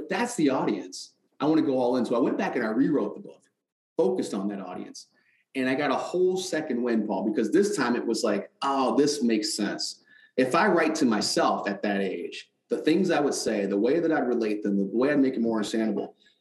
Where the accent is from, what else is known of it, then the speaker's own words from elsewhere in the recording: Detroit, Michigan, United States; growing up in Detroit